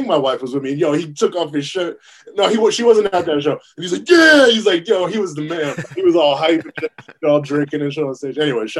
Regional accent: Petersburg, Virginia, United States; Yeah, I'm originally from Virginia. Like this kind of the southern part of Virginia, right outside of Richmond, Virginia. If you know basketball, there's a dude named Moses Malone who's from the town I'm from. It's called Petersburg, Virginia.

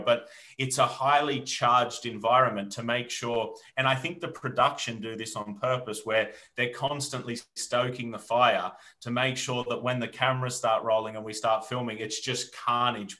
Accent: Australia; moved away as an adult; now in United Kingdom; when I was a young boy growing up in Australia in the bush

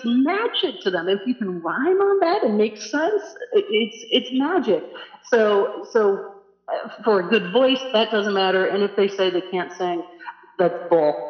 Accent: St. Louis, Missouri, United States; moved away as an adult; also born or lived in Nantucket / Boston; I grew up in St. Louis, but we spent the summers in Nantucket.

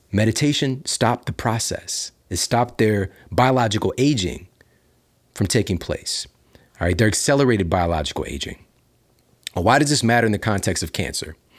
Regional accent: Midwest, United States; now in Los Angeles, United States; I'm from the Midwest

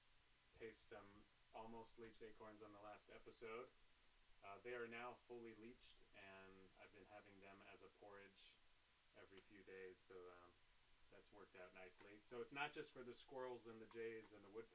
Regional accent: Orange County, California, United States; having been born and raised here.

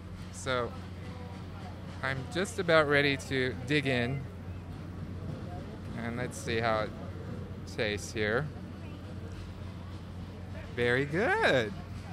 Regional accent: Sacramento, California, United States; I'm from Sacramento.

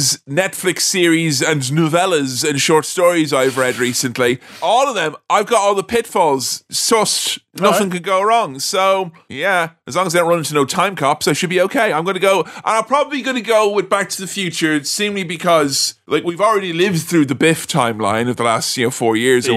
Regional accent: Ireland; moved away as an adult; also born or lived in Lincoln, England; now in England; I moved to England, I was going home from Lincoln, and I was going from Lincoln to Ireland

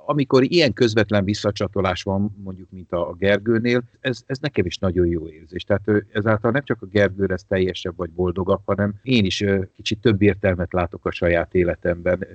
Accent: Veszprém, Veszprém County, Hungary; moved away as an adult; also born or lived in Tárnok / Budapest; én, én Veszprémben nőttem föl, én tizenkilenc éves koromig Veszprémben éltem

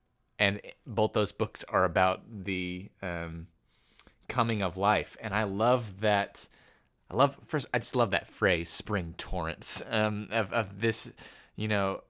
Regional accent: Arizona, United States; I'm from Arizona.

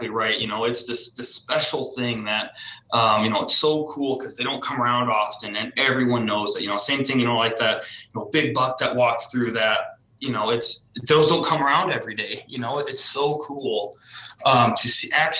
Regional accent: Iowa, United States; I'm from Iowa

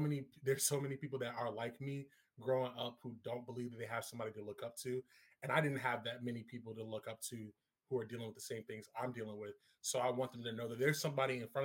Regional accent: Norfolk, Virginia, United States; I'm from the greater 757 area, if you will, Norfolk, Virginia, if you will, Hampton Roads, down home

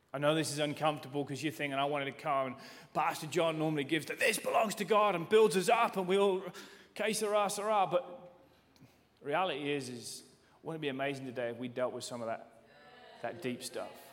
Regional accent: England, United Kingdom; I'm from England

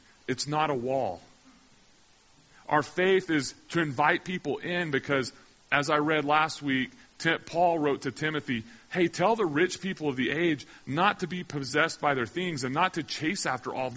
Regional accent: Carlsbad, New Mexico, United States; I grew up in Carlsbad, New Mexico

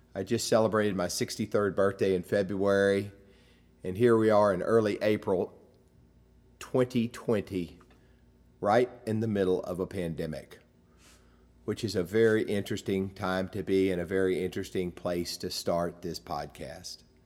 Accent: United States; growing up in America

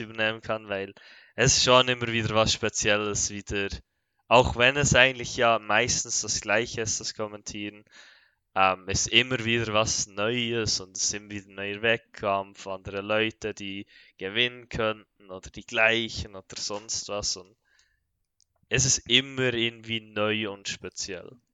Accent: Bern, Switzerland; ich komme, wie schon gesagt, aus der Schweiz, aus Bern

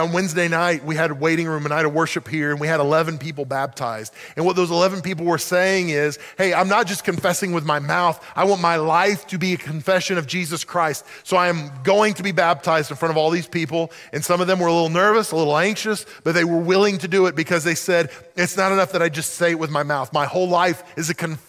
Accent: Oklahoma, United States; moved away as an adult; I grew up in Oklahoma

